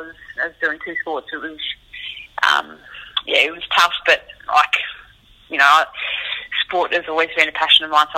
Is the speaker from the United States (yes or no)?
no; Hamilton, Waikato, New Zealand; Luckily for me, I was still able to play quite a lot of sport growing up in Hamilton.